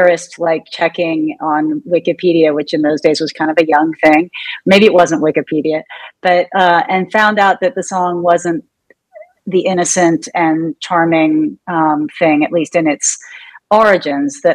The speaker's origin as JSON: {"language": "English", "town": "Louisville", "region": "Kentucky", "country": "United States", "tie": "born or raised there", "moved": "yes", "said": "I grew up in Louisville"}